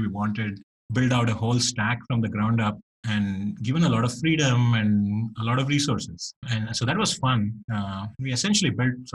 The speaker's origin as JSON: {"language": "English", "town": "Bangalore", "region": "Karnataka", "country": "India", "tie": "born or raised there", "moved": "yes", "said": "it was even rarer when I grew up in India in Bangalore"}